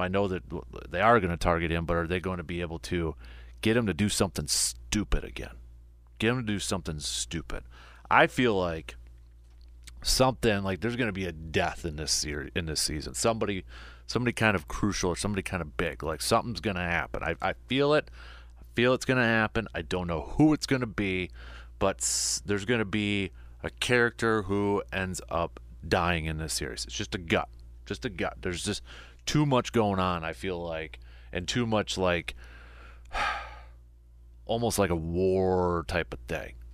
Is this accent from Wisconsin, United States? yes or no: yes; Medford, Wisconsin, United States; my hometown of Medford